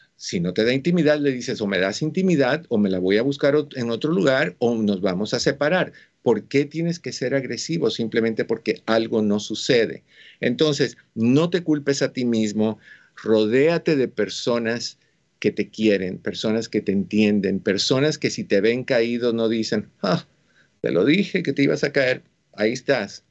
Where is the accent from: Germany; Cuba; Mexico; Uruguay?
Cuba; moved away; Yo soy cubano